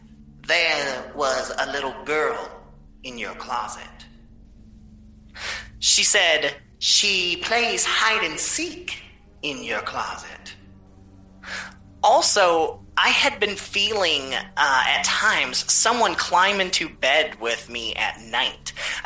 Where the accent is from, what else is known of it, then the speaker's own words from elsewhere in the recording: Florida, United States; She came all the way down from North Carolina, and I'm from Florida.